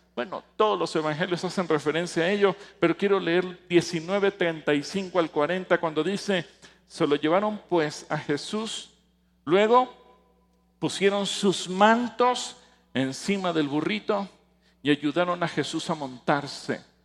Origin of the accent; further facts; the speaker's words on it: Mexico City, Mexico; now in Atizapán de Zaragoza, Mexico; físicamente nací en el distrito federal, pero espiritualmente nací en Sión.